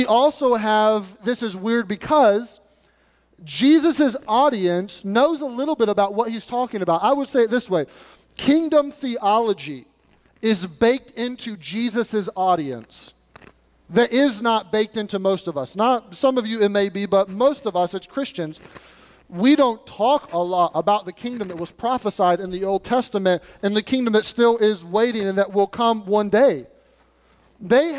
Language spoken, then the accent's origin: English; United States; We're Americans